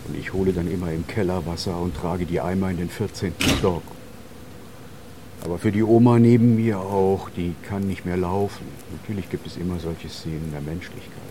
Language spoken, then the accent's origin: German; Saarland, Germany; Ich komme aus dem Saarland, äh, das ist die deutsch-französische Grenzregion, da hat es drei Kriege gegeben, 1870, 71, 1914, 18, 1940 bis 1945.